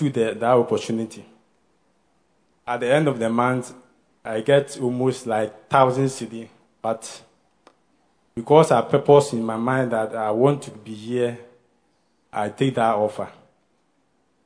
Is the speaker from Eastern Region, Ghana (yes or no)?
no; Kumasi, Ashanti, Ghana; now in Accra, Ghana; I'm from Kumasi, and I came here.